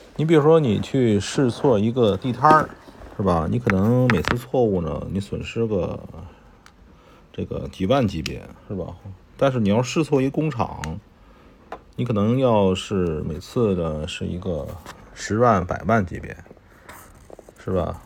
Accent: China; 我们中国人是很多的

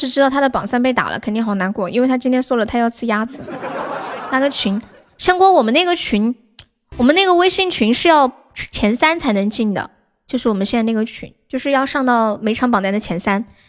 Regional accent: China; 我也是重庆的，我是重庆南充的。

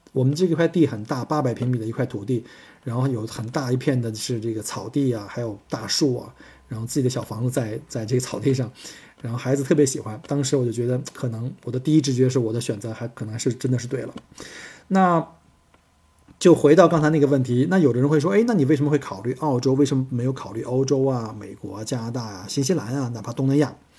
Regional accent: Beijing, China; moved away as an adult; now in Melbourne, Australia; 从小出生在北京，呃，西南郊的燕山山脉啊，就是在燕山石化，当年在七十年代全国最大的联合化工企业，呃，在那边，啊，破土动工

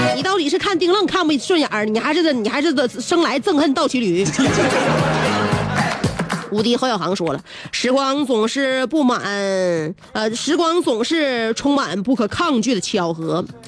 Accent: Northeast China, China; 我们东北人

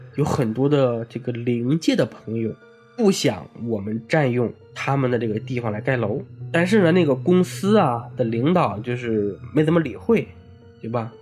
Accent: hometown of Fengmen Village, Henan, China; moved away; 我们老家有一个全国闻名的一个鬼村哦。，封门村

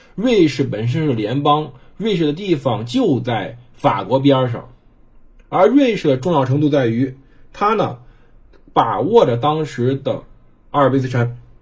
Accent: China; 我们中国人

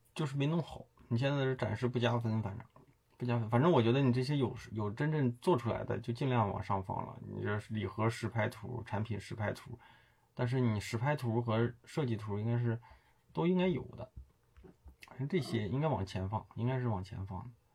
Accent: China; 我们中国人

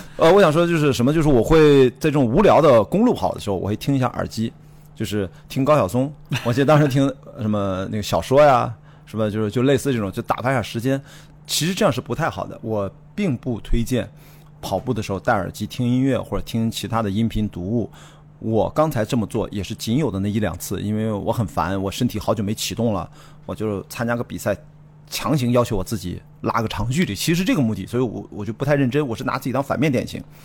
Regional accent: Qingdao, Shandong, China; moved away; 我在高一的时候去开始进健身房进行专业的健美训练， 我跟着全国健美冠军， 青岛那时候健美啊，就健身在练力量是一个很时髦的事儿

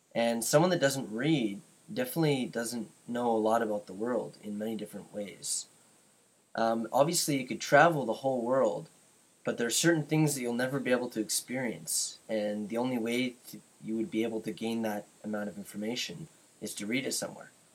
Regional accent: Canada; I'm from Canada

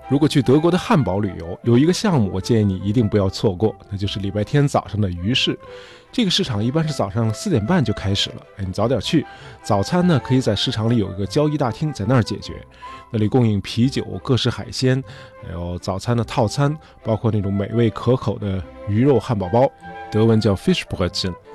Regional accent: China; 我们中国人

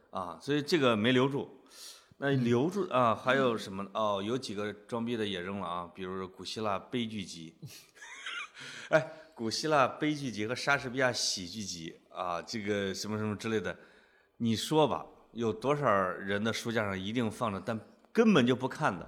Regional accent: Henan, China; accent: Henan dialect; moved away as an adult; now in Beijing, China; 听见我们河南话了没

